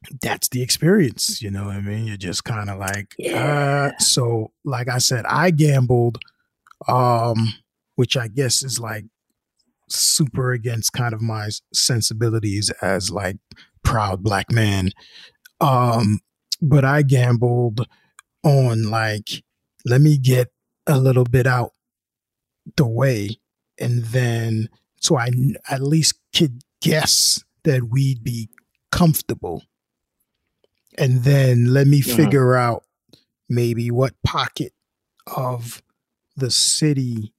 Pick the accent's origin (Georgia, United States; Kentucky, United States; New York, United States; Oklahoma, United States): New York, United States; New York City; moved away as an adult; also born or lived in Philadelphia, Pennsylvania; now in Alabama, United States; I grew up in Brooklyn, I grew up in like a working class, you know, neighborhood with working class Caribbean people